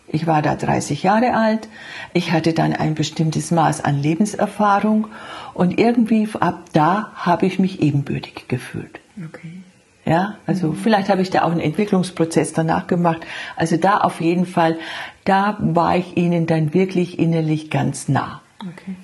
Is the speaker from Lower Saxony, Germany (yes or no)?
no; Franconia, Bavaria, Germany; moved away; die andere Schwester ist noch da in meiner Heimat in Franken